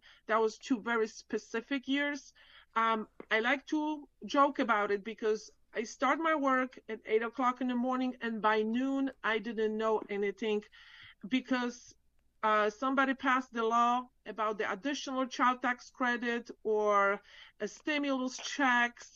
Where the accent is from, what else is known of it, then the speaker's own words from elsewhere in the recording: Poland; moved away as an adult; now in Central Florida, United States; I'm actually from Poland. I grew up in Europe.